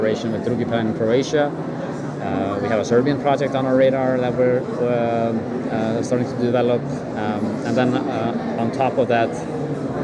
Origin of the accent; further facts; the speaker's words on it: Iceland; from Iceland, working as a producer for Act 4